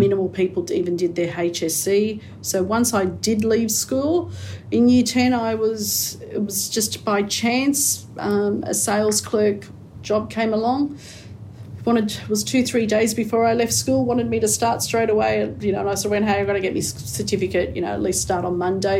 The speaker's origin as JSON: {"language": "English", "town": "Sydney", "region": "New South Wales", "country": "Australia", "tie": "born or raised there", "also_born_or_lived": "Camperdown", "said": "I grew up around the Liverpool area"}